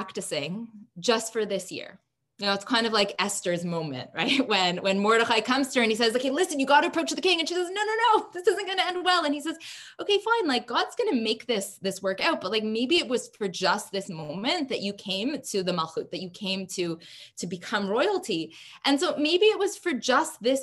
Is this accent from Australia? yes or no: no; Canada; as a Canadian